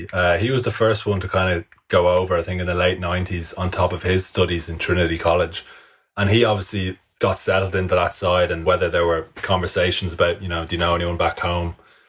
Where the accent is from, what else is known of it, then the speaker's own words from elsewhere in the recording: Ireland; I'm an Irish cricketer